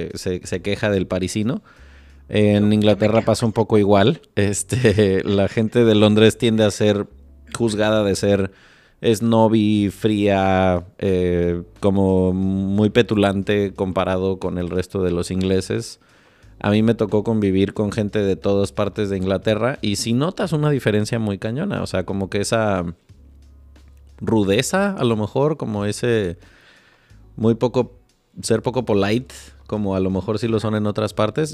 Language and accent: Spanish; Morelia, Michoacán, Mexico; yo crecí en Morelia